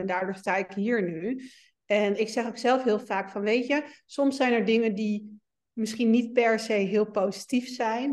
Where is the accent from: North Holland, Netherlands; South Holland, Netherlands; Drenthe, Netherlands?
Drenthe, Netherlands; Meppel; moved away; kom oorspronkelijk uit Meppel